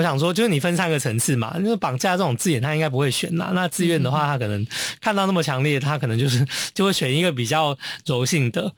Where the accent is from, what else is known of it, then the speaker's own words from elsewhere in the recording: Taiwan; also born or lived in Germany; now in Hong Kong; 我在台湾长大